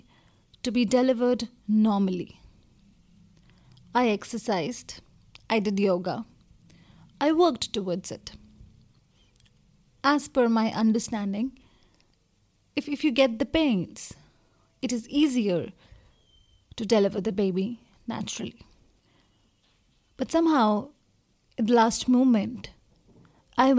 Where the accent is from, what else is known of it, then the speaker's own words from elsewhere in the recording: India; I come from India